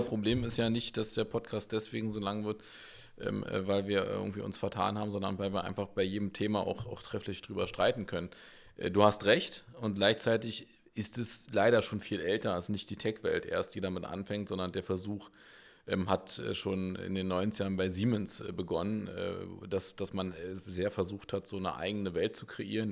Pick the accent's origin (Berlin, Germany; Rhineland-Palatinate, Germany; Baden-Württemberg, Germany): Berlin, Germany; Wir sind echte Berliner